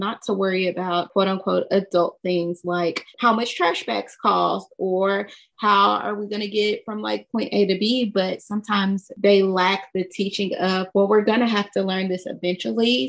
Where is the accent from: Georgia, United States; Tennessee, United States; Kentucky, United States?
Kentucky, United States; I'm from Kentucky.